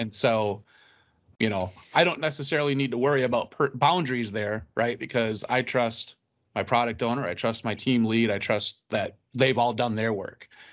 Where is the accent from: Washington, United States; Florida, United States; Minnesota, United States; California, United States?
Minnesota, United States; we're Minnesotan